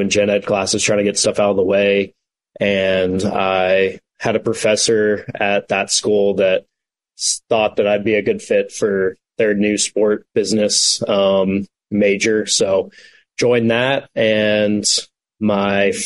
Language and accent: English; Knoxville, Tennessee, United States; moved away as an adult; originally from Knoxville, born there, grew up there, lived there basically my whole adult life